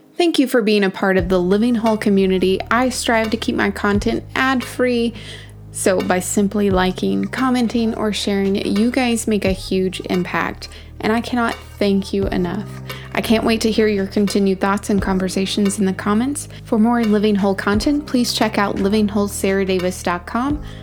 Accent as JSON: {"language": "English", "region": "the South", "country": "United States", "tie": "born or raised there", "said": "I grew up in the South"}